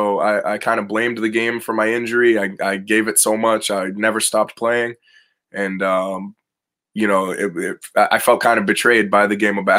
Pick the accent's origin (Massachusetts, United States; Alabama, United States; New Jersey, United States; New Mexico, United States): Massachusetts, United States; North Shore of Boston, Eastern; I'm from Eastern Mass kid, North Shore of Boston. Pretty much I grew up always around the game